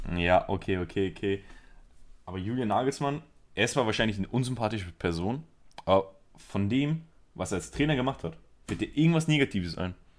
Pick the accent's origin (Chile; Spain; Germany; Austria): Spain; a suburb of Barcelona, Catalonia; moved away; ich bin Spanier. Und ich bin in einem Vorort von Barcelona aufgewachsen.